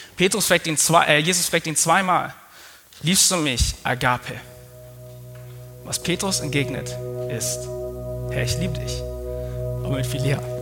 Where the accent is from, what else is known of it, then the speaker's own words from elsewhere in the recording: Swabia, Germany; Aber ich bin Schwabe